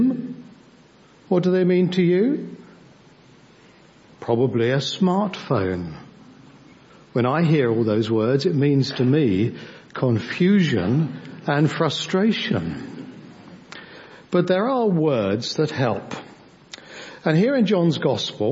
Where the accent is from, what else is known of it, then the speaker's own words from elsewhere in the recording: Devon, South West England, United Kingdom; we come from Devon